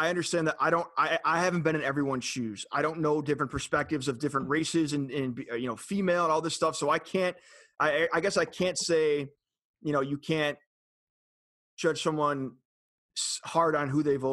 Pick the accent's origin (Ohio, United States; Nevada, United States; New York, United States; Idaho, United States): Ohio, United States; Cleveland; moved away; born and raised in Cleveland